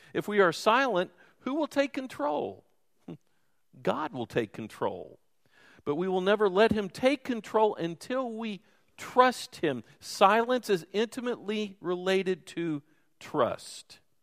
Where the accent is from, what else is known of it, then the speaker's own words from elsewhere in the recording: Louisville, Kentucky, United States; moved away; I'm from Louisville, which is more of a Yankee town.